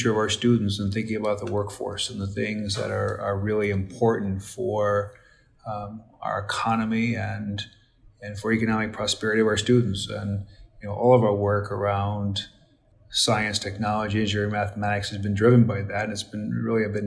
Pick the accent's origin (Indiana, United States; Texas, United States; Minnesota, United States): Indiana, United States; New Castle; I grew up in around Newcastle, Indiana